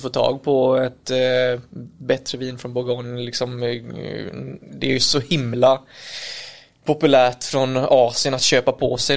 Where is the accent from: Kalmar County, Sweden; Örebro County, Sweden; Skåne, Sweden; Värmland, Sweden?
Kalmar County, Sweden; Kalmar; now in Växjö, Sweden; jag är från Kalmar egentligen. Bor i Växjö